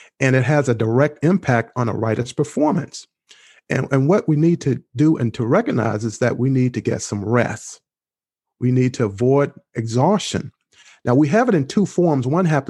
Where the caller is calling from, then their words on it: Maryland, United States; I am speaking from the lovely area and state of Maryland, which is only about 5 miles from Washington, D.C.